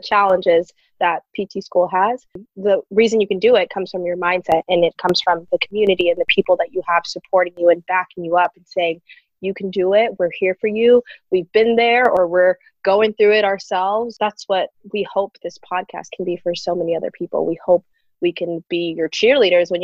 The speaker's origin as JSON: {"language": "English", "region": "Ohio", "country": "United States", "said": "I'm from Ohio"}